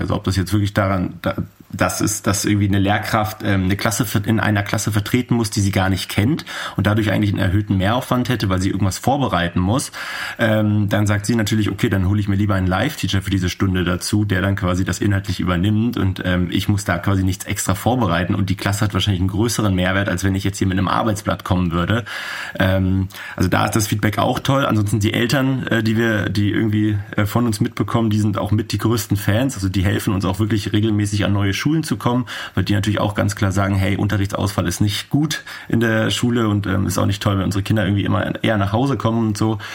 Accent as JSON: {"language": "German", "region": "Berlin", "country": "Germany", "said": "ich bin aus Berlin"}